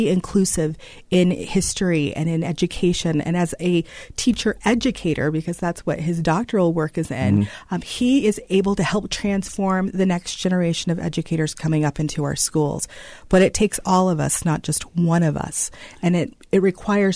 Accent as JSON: {"language": "English", "town": "Layton", "region": "Utah", "country": "United States", "tie": "born or raised there", "said": "I actually grew up in Layton"}